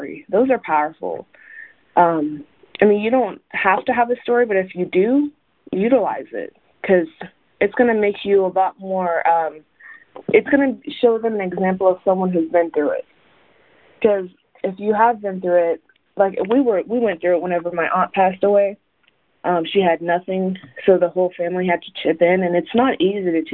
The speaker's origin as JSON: {"language": "English", "town": "The Colony", "region": "Texas", "country": "United States", "tie": "born or raised there", "also_born_or_lived": "Tehran, Iran", "said": "I was actually born in Tehran, Iran. My family and I moved to the Dallas area in 1999. I was raised in a colony"}